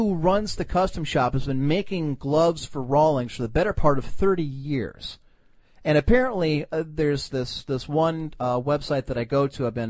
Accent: Cleveland, Ohio, United States; I'm from Cleveland

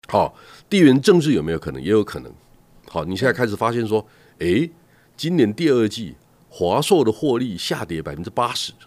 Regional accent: Taiwan; 我们台湾人很擅长做 sales

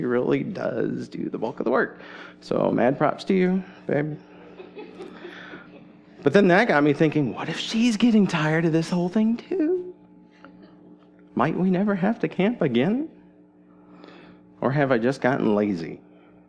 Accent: Goshen, Indiana, United States; moved away as an adult; also born or lived in Boston; now in Chattanooga, United States; I was born in Goshen, Indiana, where my parents settled after going to college

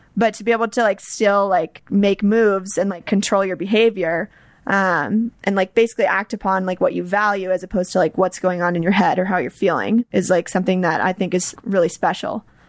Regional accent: Atlanta, Georgia, United States; moved away as an adult; now in Boulder, United States; I grew up in Atlanta

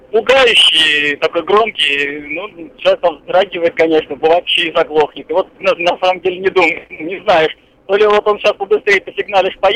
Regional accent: Tver, Tver Oblast, Russia; я из Твери

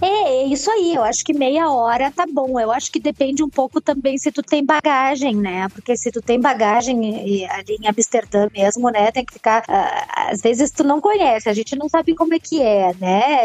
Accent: Brazil; eu sou brasileira

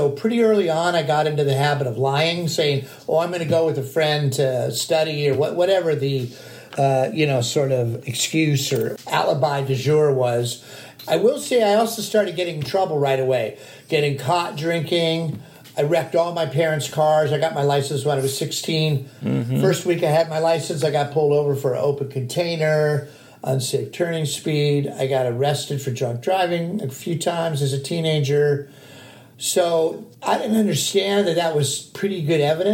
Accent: Glendale, California, United States; I grew up in North Glendale, Montrose, a very small town kind of vibe

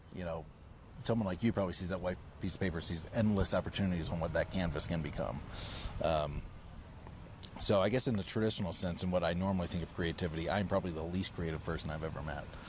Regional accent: Florida, United States; moved away; also born or lived in Maryland; I was born in Maryland and then grew up in Florida

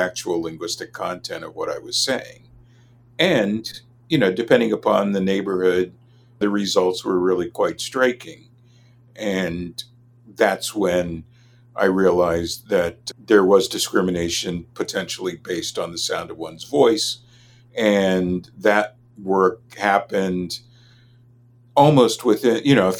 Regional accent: Los Angeles, California, United States; I grew up in Los Angeles

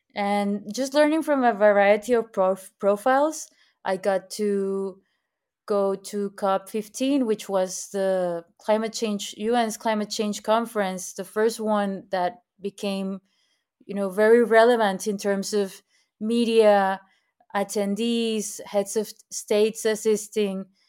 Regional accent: Monterrey, Nuevo León, Mexico; also born or lived in San Pedro Garza García / Mexico City; I am from Monterrey, Mexico. I was born and raised here

